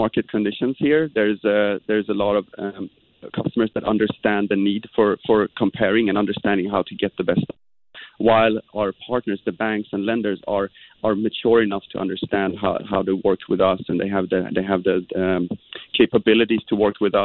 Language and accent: English; Sweden; moved away; I'm actually from Sweden